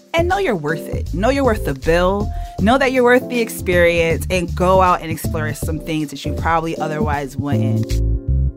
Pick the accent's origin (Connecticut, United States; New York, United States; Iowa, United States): Connecticut, United States